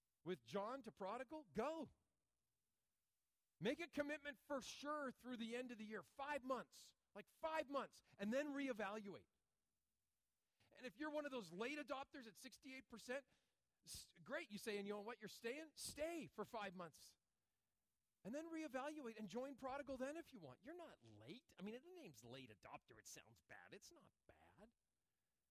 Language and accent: English; United States; I'm an American.